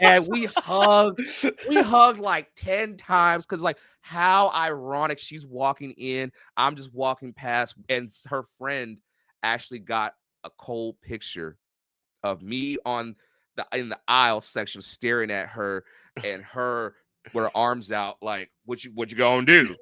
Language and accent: English; Renton, Washington, United States; I'm from Renton, Washington